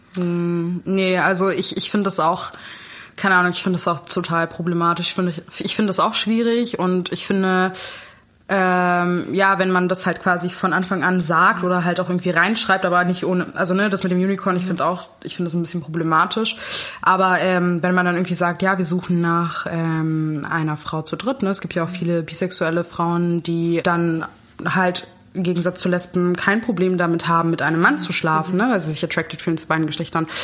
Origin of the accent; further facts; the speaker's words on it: Berlin, Germany; also born or lived in Kazakhstan / London; ich bin in Berlin groß geworden. Genau, also ich bin schon immer hier.